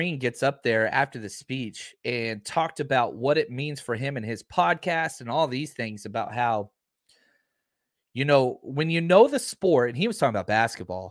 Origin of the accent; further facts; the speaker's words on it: Dallas, Texas, United States; born and raised in Dallas, Fort Worth area